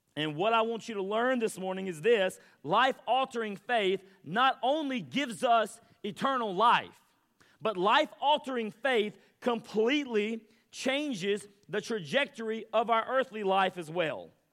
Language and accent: English; Mississippi, United States; I'm from Mississippi